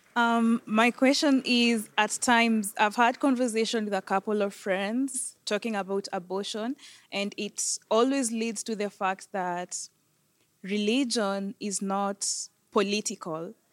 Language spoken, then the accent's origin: English; Mexico; moved away; I come from Mexico